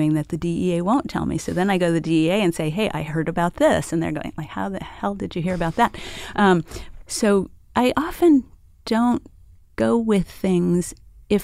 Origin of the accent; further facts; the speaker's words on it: El Paso, Texas, United States; I grew up on the border. Mm. I grew up in El Paso, Texas.